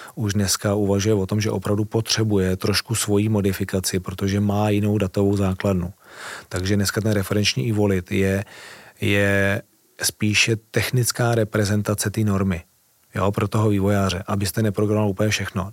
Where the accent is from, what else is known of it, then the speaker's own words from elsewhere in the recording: Czechia; já jako Čech